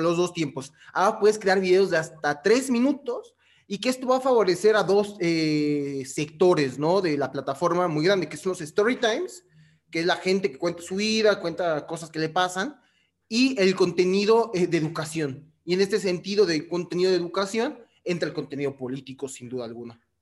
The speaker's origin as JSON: {"language": "Spanish", "country": "Mexico", "said": "yo no soy ni de Perú, yo soy de México."}